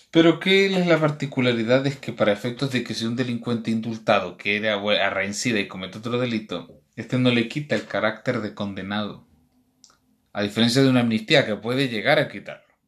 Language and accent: Spanish; Chile; en nuestro país